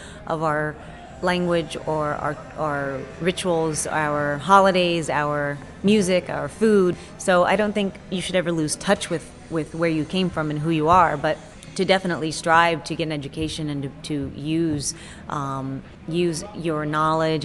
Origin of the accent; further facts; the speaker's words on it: Texas, United States; I'm an American, I'm a Texan, I'm a Mexican-American